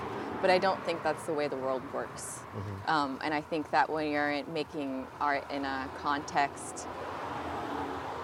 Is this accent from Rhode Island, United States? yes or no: yes; Rhode Island, United States; moved away as an adult; now in California, United States; growing up in Rhode Island is kind of like a small town.